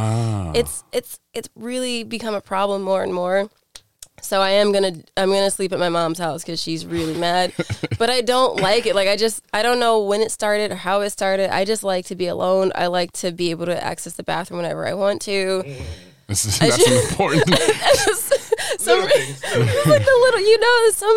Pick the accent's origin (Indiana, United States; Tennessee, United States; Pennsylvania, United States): Pennsylvania, United States; Scranton; now in New York City, United States; my hometown's Scranton, Pennsylvania